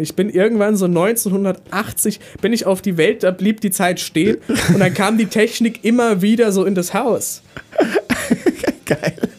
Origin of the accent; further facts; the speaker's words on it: Neustadt, Hesse, Germany; Neustadt Hessen, okay. wo ich herkomme